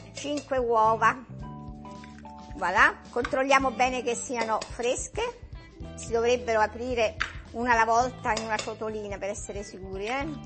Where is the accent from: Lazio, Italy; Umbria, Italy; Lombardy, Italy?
Umbria, Italy; Gubbio; quando ero bambina a Gubbio